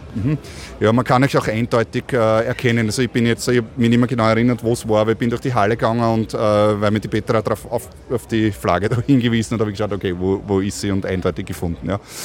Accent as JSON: {"language": "German", "country": "Austria", "said": "als Österreicher"}